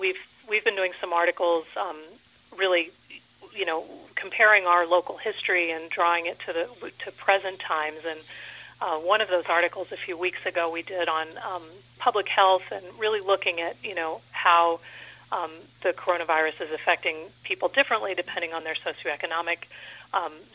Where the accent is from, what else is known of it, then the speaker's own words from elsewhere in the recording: Los Angeles, California, United States; now in Saranac Lake, United States; I was actually originally from the Los Angeles area